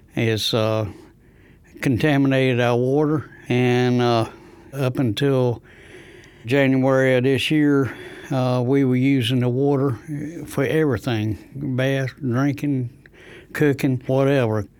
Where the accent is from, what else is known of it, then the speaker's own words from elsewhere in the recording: Rosewood, North Carolina, United States; I'm from Rosewood, next to Goldsboro